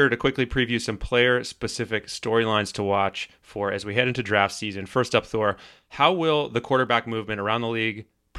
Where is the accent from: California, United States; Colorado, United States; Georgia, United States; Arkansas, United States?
Georgia, United States; Atlanta; my hometown Atlanta Falcons.